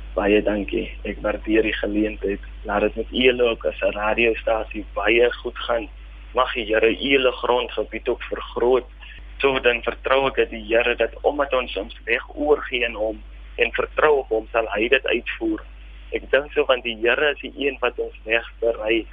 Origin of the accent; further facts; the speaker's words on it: Springbok, Northern Cape, South Africa; Ja, ek is gebore hier op Springbok. Ek het grootgeword in die omgewing